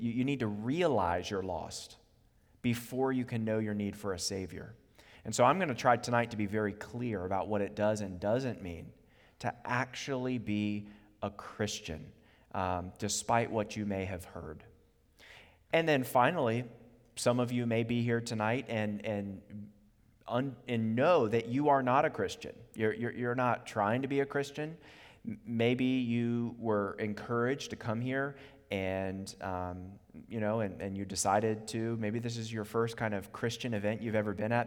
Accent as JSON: {"language": "English", "town": "Charlottesville", "region": "Virginia", "country": "United States", "tie": "born or raised there", "also_born_or_lived": "Harrisonburg, Virginia", "lives_now": "Richmond, United States", "said": "I grew up in Charlottesville until the age of eighteen"}